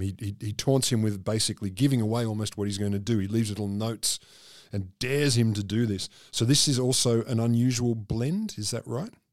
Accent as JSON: {"language": "English", "country": "Australia", "said": "I'm fairly Australian"}